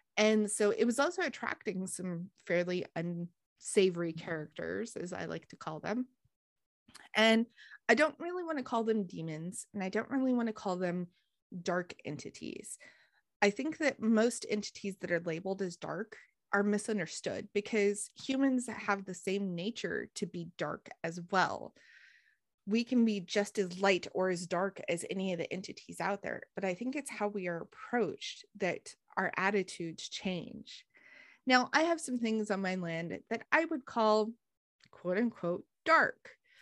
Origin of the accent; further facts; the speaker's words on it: northern New Mexico, United States; now in Tennessee, United States; I grew up in northern New Mexico, so the forests are completely gr-, different than they are here